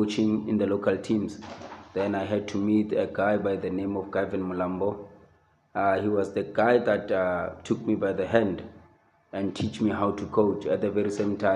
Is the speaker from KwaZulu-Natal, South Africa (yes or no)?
no; Pretoria, Gauteng, South Africa; Born and raised in Soshanguve, Pretoria.